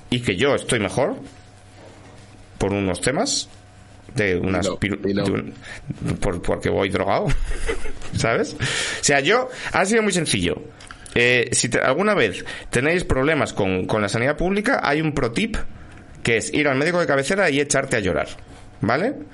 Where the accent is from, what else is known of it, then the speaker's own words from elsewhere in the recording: Asturias, Spain; Pero mi doble asturiano es un poco redundante, soy yo.